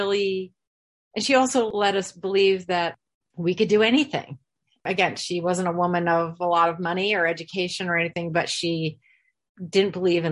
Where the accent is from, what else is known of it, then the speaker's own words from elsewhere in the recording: Croton-on-Hudson, New York, United States; I grew up in Croton on the Hudson because that was our train stop